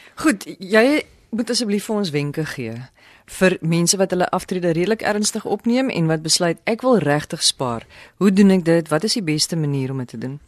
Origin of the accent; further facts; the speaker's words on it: South Africa; ons as Suid-Afrikaners